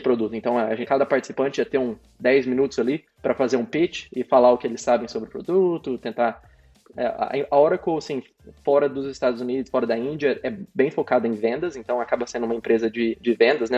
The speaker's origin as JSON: {"language": "Portuguese", "town": "Sertanópolis", "region": "Paraná", "country": "Brazil", "tie": "born or raised there", "also_born_or_lived": "São Paulo", "moved": "as an adult", "lives_now": "Melbourne, Australia", "said": "eu morei em várias cidadezinhas do interior do Paraná, mas a maioria do tempo eu passei em Sertanópolis."}